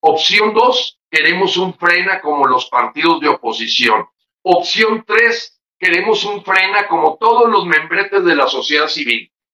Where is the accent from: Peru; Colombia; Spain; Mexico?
Mexico; como mexicanos